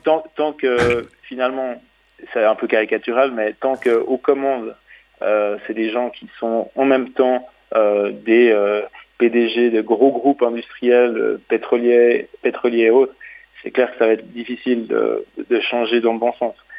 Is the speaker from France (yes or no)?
no; Switzerland; je suis suisse